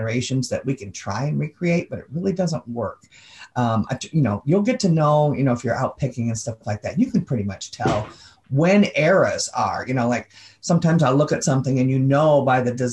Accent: Kalamazoo, Michigan, United States; I'm from Kalamazoo, Michigan

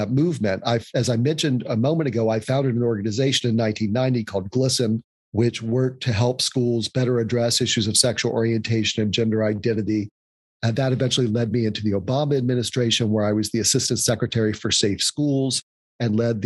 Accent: Louisville, North Carolina, United States; now in New York City, United States; I was born and I grew up in what was then an unincorporated town called Louisville, North Carolina.

